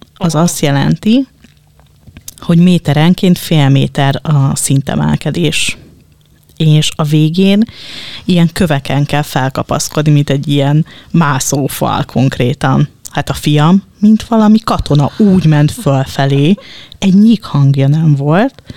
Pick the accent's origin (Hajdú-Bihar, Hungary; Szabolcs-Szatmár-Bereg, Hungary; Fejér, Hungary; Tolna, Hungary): Fejér, Hungary; Dunaújváros; én Dunaújvárosi vagyok